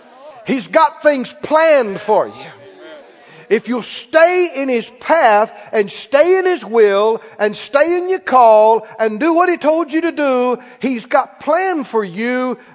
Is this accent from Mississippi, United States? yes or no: yes; Mississippi, United States; I'm from Mississippi, okay?